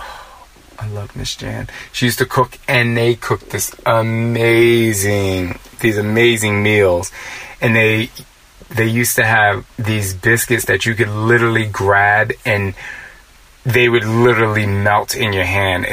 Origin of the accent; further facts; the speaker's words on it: New Jersey, United States; moved away; also born or lived in Philadelphia / New York City; I'm from Jersey, and the East Coast is so fast. I do realize that growing up on the East Coast